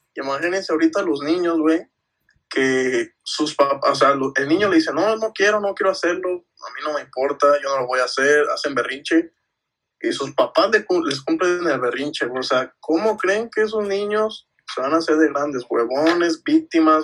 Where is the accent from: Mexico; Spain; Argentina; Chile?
Mexico; somos mexicanos